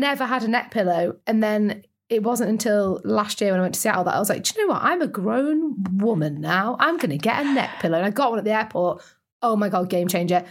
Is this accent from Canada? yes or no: no; Lake District, North West England, United Kingdom; I'm from the Lake District